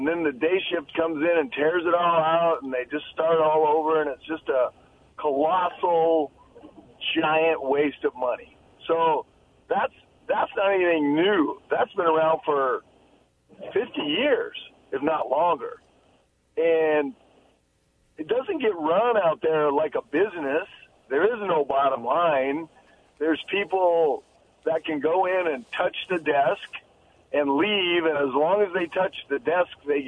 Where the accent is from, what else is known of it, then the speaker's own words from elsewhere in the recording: Tri-Cities, Washington, United States; I've lived here my whole life with the exception of chasing around the baseball world for a few years.